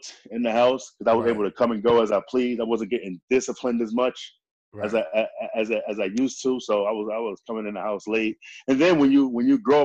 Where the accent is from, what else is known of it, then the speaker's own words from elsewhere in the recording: New York City, New York, United States; moved away as an adult; also born or lived in Indiana; now in Charleston, United States; we're from Queensbridge.